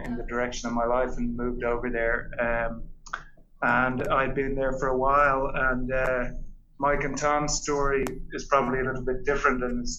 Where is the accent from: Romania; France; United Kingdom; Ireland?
Ireland; Dublin, Leinster; I grew up in Dublin